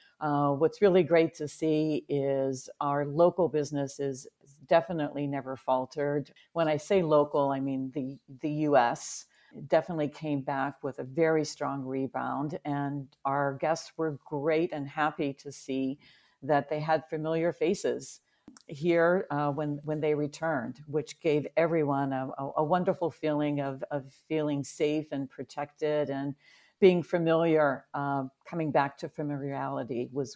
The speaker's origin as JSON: {"language": "English", "region": "Pennsylvania", "country": "United States", "tie": "born or raised there", "said": "I grew up in Western Pennsylvania, which is right outside of Pittsburgh."}